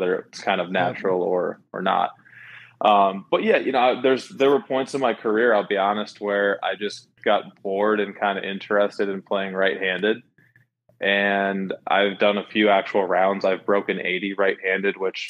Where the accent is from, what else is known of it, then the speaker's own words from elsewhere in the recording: Minnesota, United States; I grew up in Minnesota, playing a lot of baseball and ice hockey left-handed.